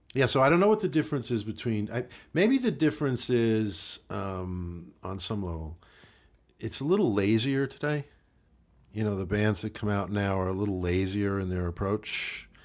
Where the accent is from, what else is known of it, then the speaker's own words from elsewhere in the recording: Yonkers, New York, United States; also born or lived in Manhattan, New York City; grew up and raised in Yonkers, which is right outside